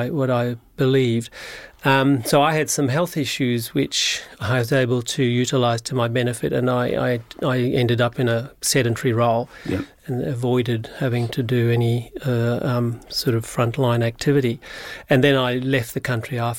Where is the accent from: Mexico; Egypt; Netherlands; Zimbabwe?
Zimbabwe; Harare; moved away as an adult; now in Australia; I was born in Southern Africa, in Zimbabwe, Rhodesia as it was at the time.